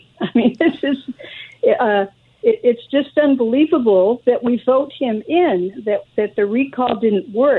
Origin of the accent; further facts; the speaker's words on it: California, United States; for me, as a Californian